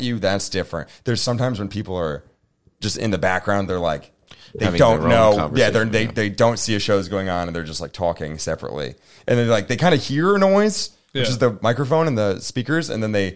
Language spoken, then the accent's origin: English; Connecticut, United States; moved away as an adult; now in Philadelphia, United States; I'm from Connecticut. Suburbs